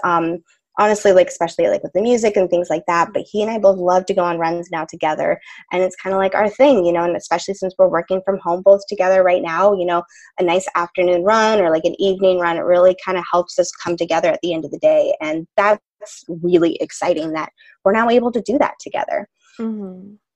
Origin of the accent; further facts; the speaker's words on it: Boulder, Colorado, United States; we're from Boulder, Colorado